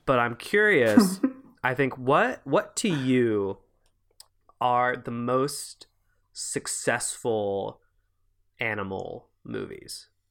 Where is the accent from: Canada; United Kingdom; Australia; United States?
Canada; Quebec; I'm from Quebec